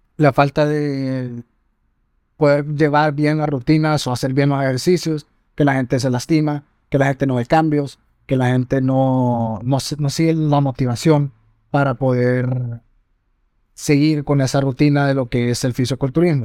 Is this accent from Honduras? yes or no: yes; Honduras; como dignos hondureños